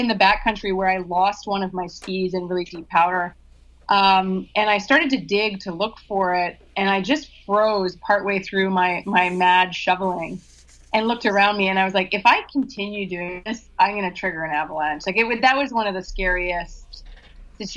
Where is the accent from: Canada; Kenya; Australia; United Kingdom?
Canada; Vancouver, British Columbia; moved away as an adult; also born or lived in San Diego; I grew up in Vancouver and, you know, lived there all my life until probably about 6 years ago